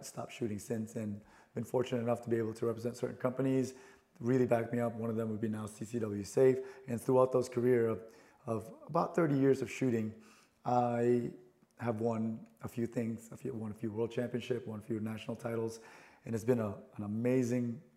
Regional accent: Philippines; moved away; I'm an immigrant from the Philippines, right? I was born and raised there

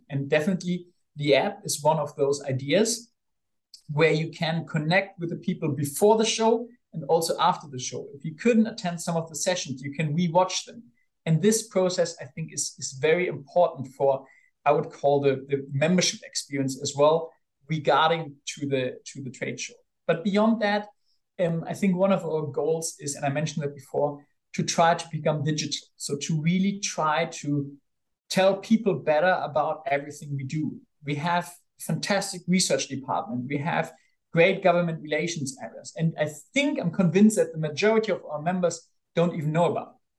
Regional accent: Bonn, North Rhine-Westphalia, Germany; I grew up in Bonn, which is the old capital of Germany

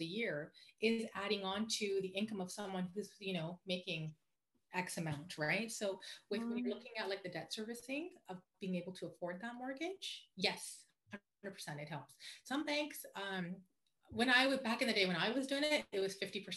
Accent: Vancouver, British Columbia, Canada; also born or lived in Burnaby / Aldergrove / Langley / White Rock; East Van is my baby because I'm born and raised

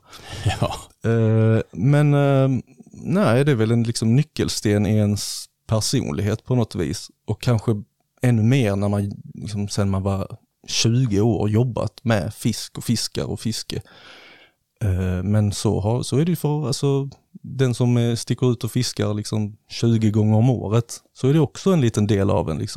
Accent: Slovakia; born there; det är slovakiska grejer, för jag är ju född i Slovakien, så jag har ju lite rötter där.

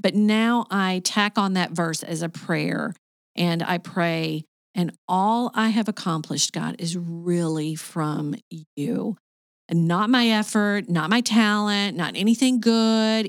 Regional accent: Arkansas, United States; moved away as an adult; also born or lived in Michigan / Kentucky / Saint Petersburg, Florida / Sarasota, Florida; now in Cartersville, Georgia, United States; I was born in Michigan, but I was raised in Arkansas.

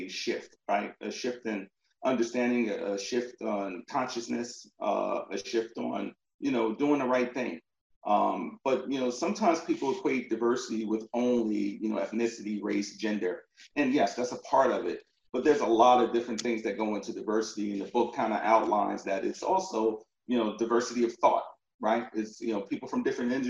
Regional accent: Elizabeth, New Jersey, United States; moved away; also born or lived in Virginia; I'm from New Jersey, northern New Jersey, a town called Elizabeth, very small town, Elizabeth, New Jersey, right next to Newark Airport, if you're familiar. So I grew up there, went to elementary, middle school, and high school there.

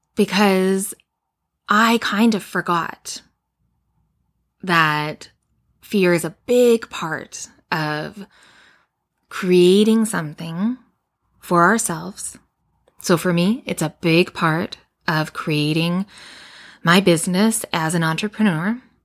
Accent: Edmonton, Alberta, Canada; I grew up in Edmonton, Alberta

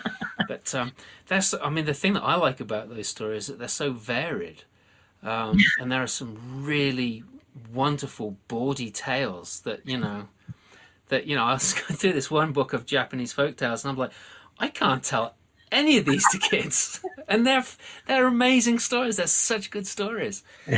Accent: United Kingdom; born or raised there; now in United States

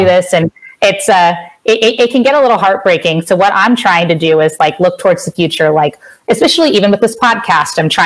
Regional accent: Cincinnati, Ohio, United States; I'm from Cincinnati

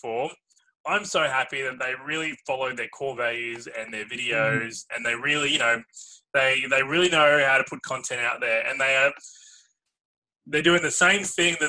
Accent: Melbourne, Victoria, Australia; I'm from Australia, I'm from Melbourne

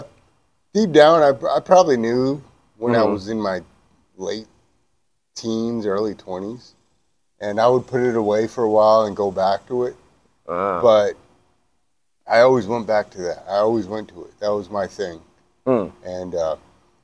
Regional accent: Richardson, Texas, United States; born or raised there; also born or lived in Plano, Texas

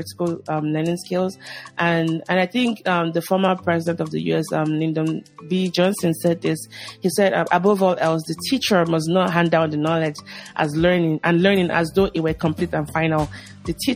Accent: Lagos, Nigeria; moved away as an adult; now in United States; So growing up in Lagos, I grew up in Lagos, Nigeria.

